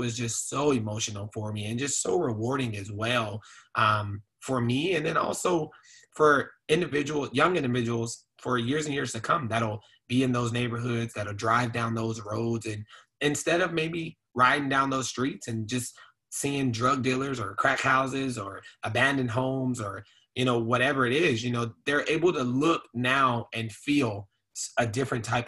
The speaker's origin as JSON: {"language": "English", "town": "Phoenix", "region": "Arizona", "country": "United States", "tie": "born or raised there", "said": "I grew up over in South Phoenix"}